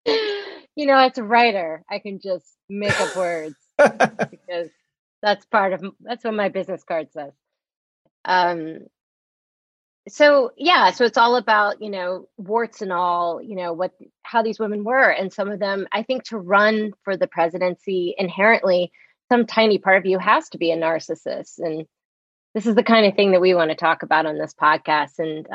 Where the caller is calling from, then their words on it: Maplewood, New Jersey, United States; In the fair hamlet of Maplewood, New Jersey, which is, you know, surrounded by maples.